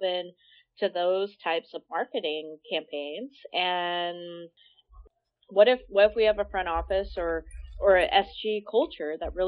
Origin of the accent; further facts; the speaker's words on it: United States; I grew up 3 miles outside of Salt Lake City in a small town called Idaho Falls